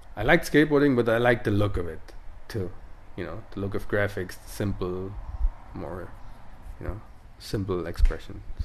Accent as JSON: {"language": "English", "country": "Italy", "second_language": "English", "said": "I come from the Western Dolomites"}